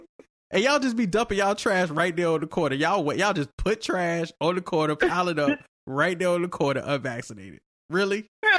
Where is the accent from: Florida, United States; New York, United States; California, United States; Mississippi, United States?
New York, United States; I'm from New York, vaccinated.